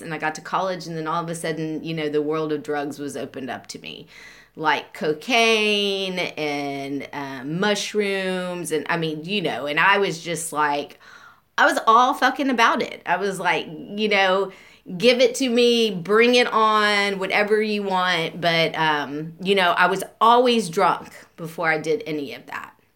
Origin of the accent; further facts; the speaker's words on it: Beaumont, Texas, United States; I grew up and um, I was born in 1975 in Beaumont